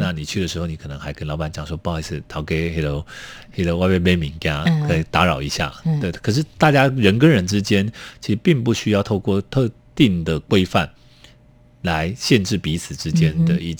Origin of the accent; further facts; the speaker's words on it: Yilan County, Taiwan; now in Tainan, Taiwan; 其实我旅居台南，呃，因为我是宜兰人，居到台南已经将近三十年了。